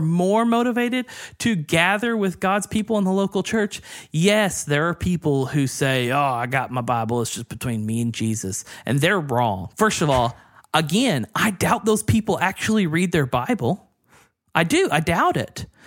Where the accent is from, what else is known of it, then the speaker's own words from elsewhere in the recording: the South, United States; I grew up in the South